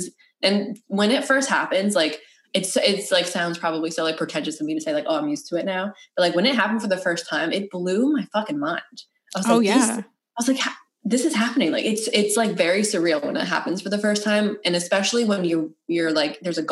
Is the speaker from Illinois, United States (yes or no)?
no; Connecticut, United States; moved away as an adult; also born or lived in New Jersey; I moved to New Jersey after. I'm from Connecticut.